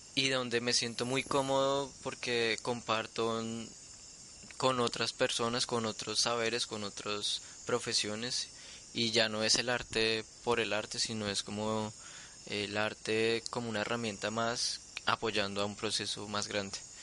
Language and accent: Spanish; Bogotá, Colombia; Yo soy de Bogotá y nací en Bogotá y viví y crecí toda la vida allí